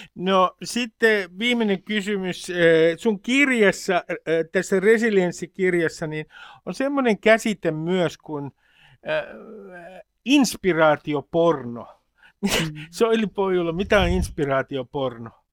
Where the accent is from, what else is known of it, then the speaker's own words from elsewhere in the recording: Nummi-Pusula, Uusimaa, Finland; sieltä mistä mä oon kotoisin, Hämeen ja Uudenmaan ja Varsinais-Suomen raja-alueelta, Nummipusolasta